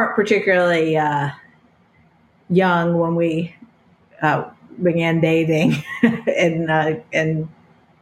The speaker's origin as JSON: {"language": "English", "region": "North Carolina", "country": "United States", "moved": "yes", "said": "we're both originally from North Carolina"}